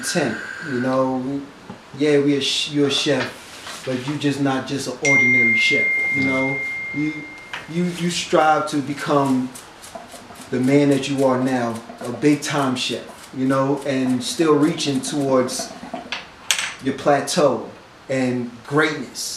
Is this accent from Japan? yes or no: no; New York City, New York, United States; For a black man in New York, growing up in New York?